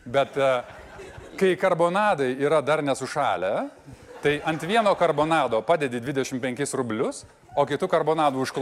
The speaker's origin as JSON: {"language": "Lithuanian", "town": "Vilnius", "region": "Vilnius County", "country": "Lithuania", "tie": "born or raised there", "said": "aš šiaip esu Vilnietis iš pašaknų, e, mano tėvai susitiko, e, įtariu, kažkurioje diskotekoje arba Kaune KTU, arba kažkur visiukose, nes tėvukas ten mokėsi ir tada jie pradėjo gyventi Vilniuje ir ten gimiau aš."}